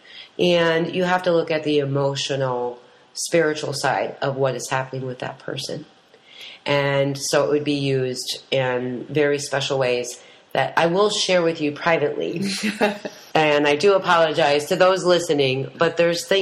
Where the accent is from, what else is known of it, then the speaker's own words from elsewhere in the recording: Green Bay, Wisconsin, United States; now in Western North Carolina, United States; where I grew up around the Green Bay area, but my tribe is 45 minutes northwest of Green Bay